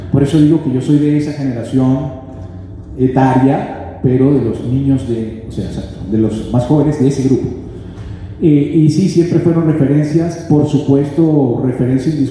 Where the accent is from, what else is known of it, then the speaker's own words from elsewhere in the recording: Mexico City, Mexico; eh, soy de Xochimilco